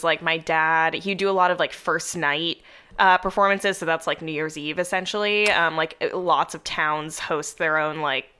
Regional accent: suburbs of Boston, Massachusetts, United States; moved away as an adult; also born or lived in New York City, United States; now in Los Angeles, United States; I was born in New York City. So my parents had spent a long time there before I existed. And then we relocated to the suburbs of Boston, a very exciting place. And then I went back to New York for college, stayed there a bit after graduating, and then I moved to LA about 6 months ago.

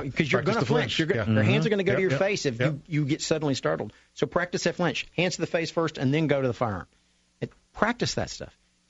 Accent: New York, United States; And I went, I'm from New York.

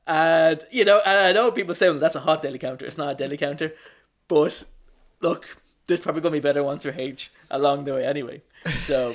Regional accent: Wicklow, Leinster, Ireland; moved away; also born or lived in Dublin; I'm from Wicklow, but I lived in Dublin for fifteen, for fifteen years.

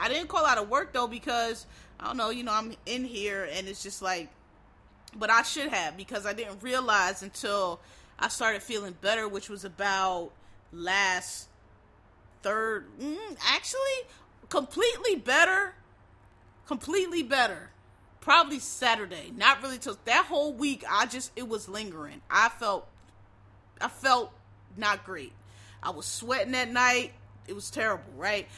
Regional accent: Philadelphia, Pennsylvania, United States; I'm from Philly. I grew up in the 80s and 90s

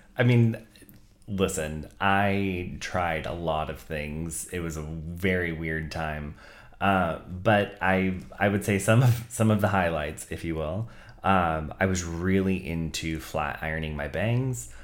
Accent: Santa Clara, California, United States; I grew up in Santa Clara, which is predominantly middle class and predominantly white

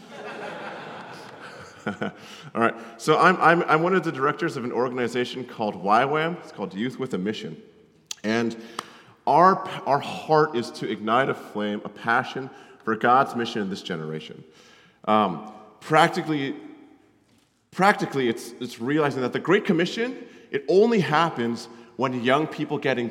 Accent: Connecticut, United States; moved away; I grew up in Connecticut

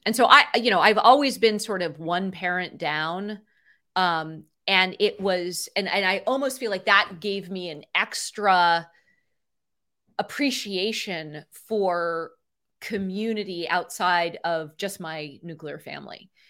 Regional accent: Cupertino, California, United States; I grew up in Cupertino in the, in California where Apple's headquartered in the, in the seventies and eighties

